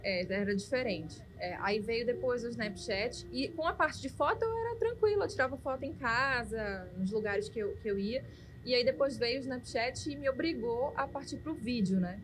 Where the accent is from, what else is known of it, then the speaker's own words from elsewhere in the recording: Manaus, Amazonas, Brazil; sou nascida e criada aqui, vivi aqui sempre e amo essa cidade